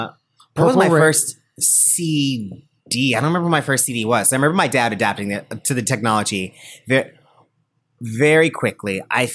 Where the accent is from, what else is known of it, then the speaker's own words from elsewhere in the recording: California, United States; I grew up in California.